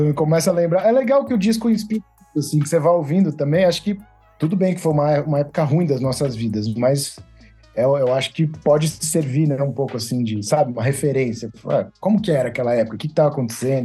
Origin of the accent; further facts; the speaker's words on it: São Paulo, Brazil; accent: paulistano; ser uma banda paulistana, né? Assim, eu acho que faz parte da nossa identidade também a, re, a relação que a gente tem com, com a cidade, o nosso sotaque